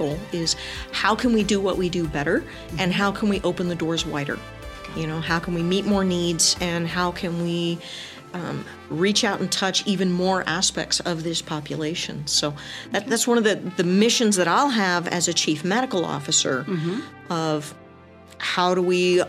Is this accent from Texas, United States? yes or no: yes; El Paso, Texas, United States; So I grew up in El Paso, went to high school here, left this area, went to college, came back, did my master's right up the road at New Mexico State University.